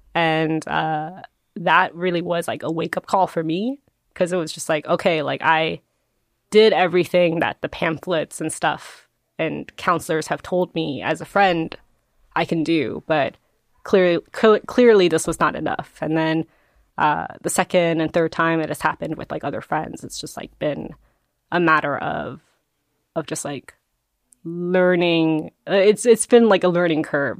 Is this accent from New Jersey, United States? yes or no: yes; New Jersey, United States; I grew up in, in New Jersey, there's a lot of Koreans